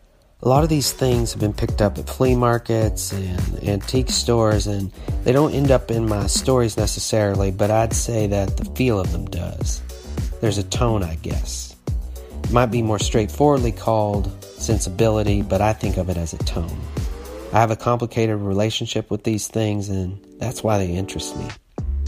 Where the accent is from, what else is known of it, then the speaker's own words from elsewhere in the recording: Arkansas, United States; moved away; also born or lived in Cincinnati; what I grew up with in Arkansas